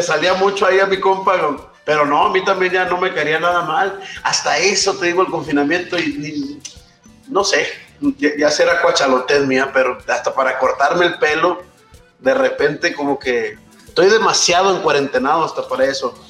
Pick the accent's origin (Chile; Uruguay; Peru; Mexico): Mexico; el pasaporte mexicano